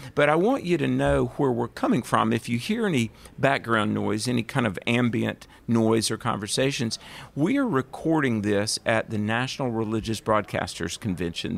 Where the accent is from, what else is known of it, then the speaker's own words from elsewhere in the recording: the South, United States; accent: southern; I'm from the South.